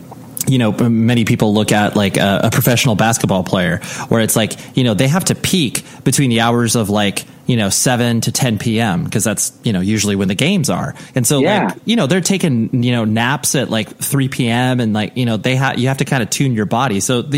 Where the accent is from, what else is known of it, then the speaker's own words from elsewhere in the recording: Ventura, California, United States; So being born and raised in Ventura, I'm very familiar with Ventura and that whole area.